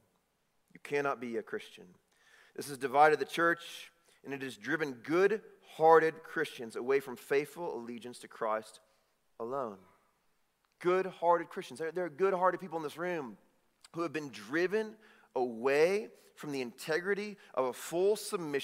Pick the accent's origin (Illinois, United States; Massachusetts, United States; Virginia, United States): Illinois, United States; Chicago; I'm from Chicago